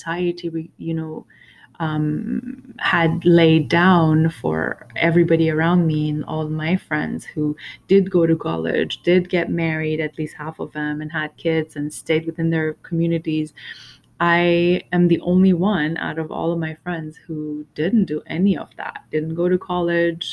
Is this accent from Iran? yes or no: yes; Iran; I was born in Iran during, right after it, the biggest revolution of its history